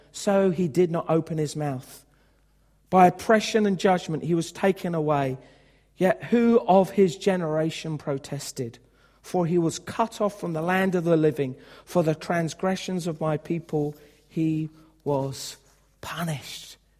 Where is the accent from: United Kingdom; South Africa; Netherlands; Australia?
United Kingdom